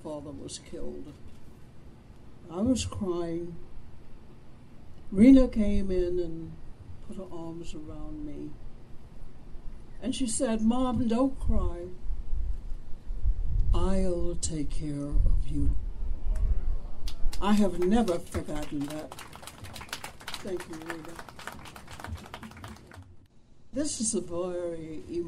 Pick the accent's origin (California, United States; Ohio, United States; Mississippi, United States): Mississippi, United States; Vicksburg; I was born in Vicksburg